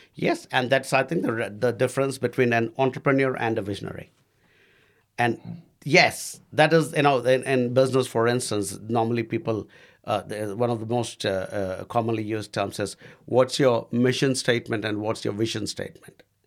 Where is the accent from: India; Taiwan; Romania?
India; moved away as an adult; now in New Zealand; I was the only Indian bloke at, uh, the Wananga